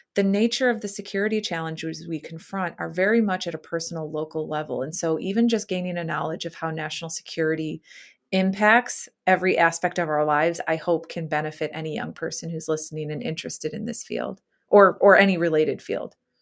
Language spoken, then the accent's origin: English; Chicago, Illinois, United States; moved away as an adult; my hometown, which is Chicago